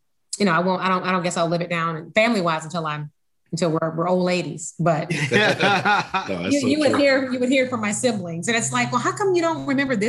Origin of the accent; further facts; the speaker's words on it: Alabama, United States; moved away; I'm from Alabama